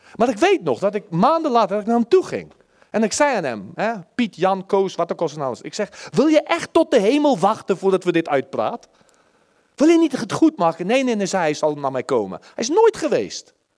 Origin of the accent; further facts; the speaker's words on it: Netherlands; als Nederlanders